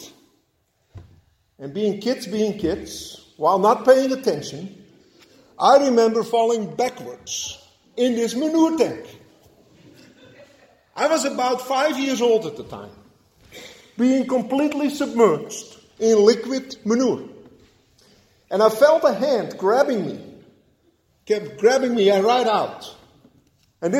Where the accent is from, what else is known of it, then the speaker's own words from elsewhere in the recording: Netherlands; moved away; Growing up in Holland